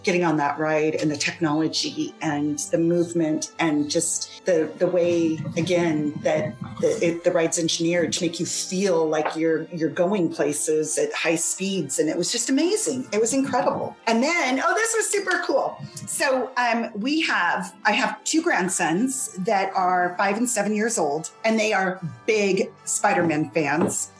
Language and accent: English; Boise, Idaho, United States; Boise, Idaho.